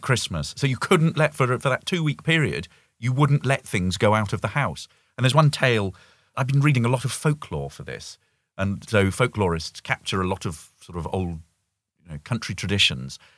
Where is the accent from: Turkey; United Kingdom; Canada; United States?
United Kingdom; moved away as an adult; as a Brit